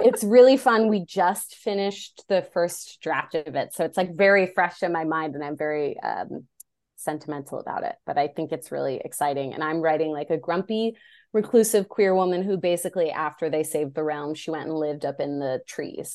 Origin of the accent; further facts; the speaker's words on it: Illinois, United States; now in Los Angeles, United States; I grew up in Illinois